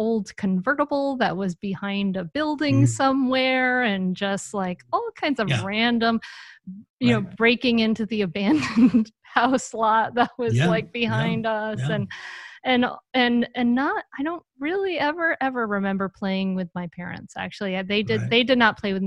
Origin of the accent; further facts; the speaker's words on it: Rhode Island, United States; growing up in Rhode Island in my hometown